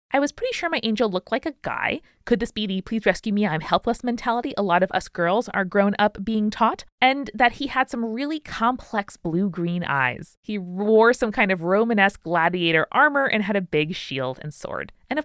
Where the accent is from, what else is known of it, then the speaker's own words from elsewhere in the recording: United States; Exorcist had really creeped into my brain, even though I'd never seen it, just because I was like growing up in America.